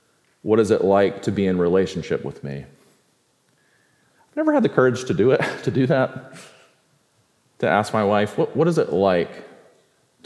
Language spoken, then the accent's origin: English; Sumter, South Carolina, United States; I grew up in Sumter, South Carolina